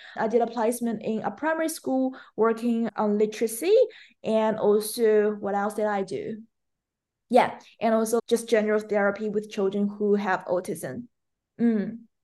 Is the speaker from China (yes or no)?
yes; China; English is a second language; moved away as an adult; also born or lived in Melbourne, Australia; now in Australia; I'm originally from China, and I moved to Australia as an international student back to twenty seventeen